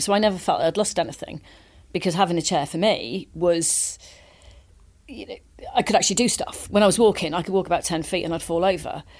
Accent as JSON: {"language": "English", "region": "Wales", "country": "United Kingdom", "tie": "born or raised there", "said": "I grew up in Wales"}